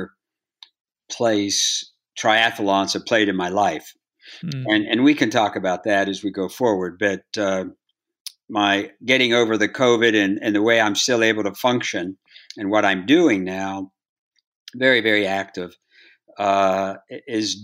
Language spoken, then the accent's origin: English; Bridgeport, Ohio, United States; I grew up in Bridgeport, Ohio, 5,000 people, 20 bars and 30 dogs